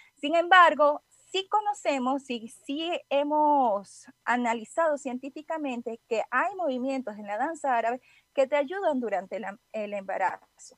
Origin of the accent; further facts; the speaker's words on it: Venezuela; moved away as an adult; now in Guadalajara, Mexico; soy venezolana, pero ya tengo un tiempito residiendo aquí en Guadalajara, ya cuatro años